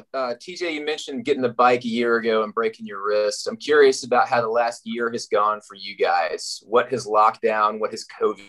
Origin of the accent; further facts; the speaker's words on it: the South, United States; I'm from the South, where everything is much more spread out.